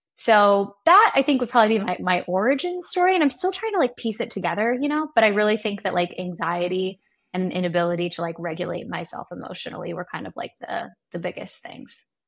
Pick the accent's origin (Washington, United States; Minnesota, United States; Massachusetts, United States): Washington, United States; Seattle; also born or lived in New York; now in Los Angeles, United States; I grew up in Seattle, Washington